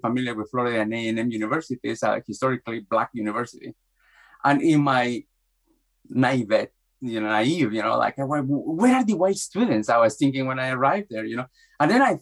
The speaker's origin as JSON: {"language": "English", "country": "Guatemala", "tie": "born or raised there", "moved": "yes", "lives_now": "United States", "said": "I grew up in Guatemala in a time that it was very violent, political violence."}